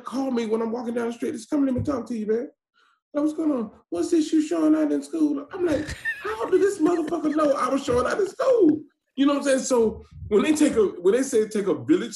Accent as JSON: {"language": "English", "town": "Atlanta", "region": "Georgia", "country": "United States", "tie": "born or raised there", "said": "I'm from Atlanta, Georgia. I'm from an area called The Bluff. Anybody know about Atlanta, they know about The Bluff. A little dude made a little movie called Snow in the Bluff. I know you probably heard of it. I am from that area. And, man, I go through that now very fast because it's no joke, which I was raised there"}